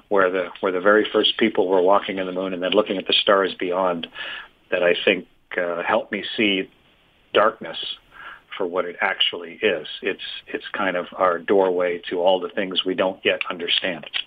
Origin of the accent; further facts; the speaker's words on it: Canada; I'm from Canada